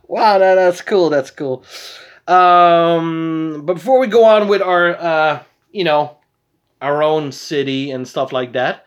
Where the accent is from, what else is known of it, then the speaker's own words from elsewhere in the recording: Netherlands; We're from Holland.